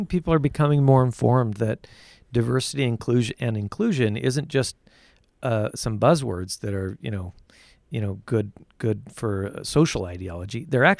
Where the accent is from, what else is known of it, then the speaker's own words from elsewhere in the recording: Utah, United States; also born or lived in England / New York; I grew up in Utah, and left Utah and went to England and went to New York and lived for a while in both those locations